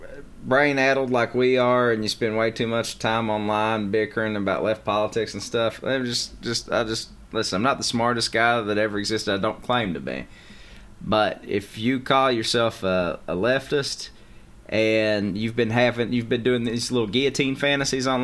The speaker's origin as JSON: {"language": "English", "town": "Whitesburg", "country": "United States", "tie": "born or raised there", "said": "that's my hometown"}